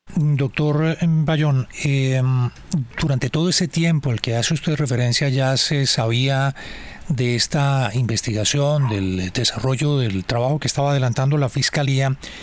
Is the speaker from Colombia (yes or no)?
yes; Colombia